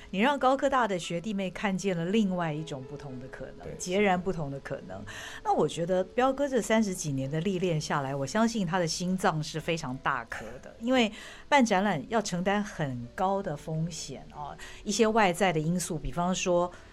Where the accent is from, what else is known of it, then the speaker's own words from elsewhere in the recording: Taiwan; 我们台湾人